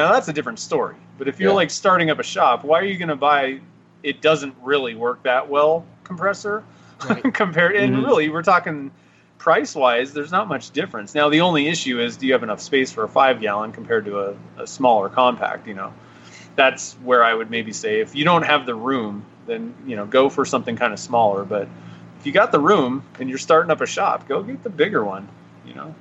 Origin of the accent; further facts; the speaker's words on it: Nevada, United States; I'm from Nevada.